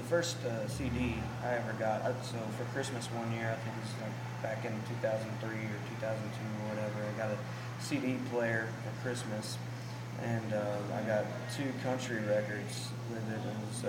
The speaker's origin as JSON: {"language": "English", "town": "Nazareth", "region": "Texas", "country": "United States", "tie": "born or raised there", "also_born_or_lived": "Plainview, Texas", "said": "I grew up in Nazareth, like what I was saying, but I was telling Anthony beforehand, I lived in Plainview before"}